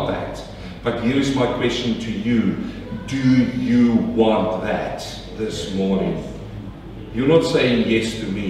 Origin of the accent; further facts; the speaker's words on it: South Africa; also born or lived in New Zealand / Australia; now in Melbourne, Australia; I come from South Africa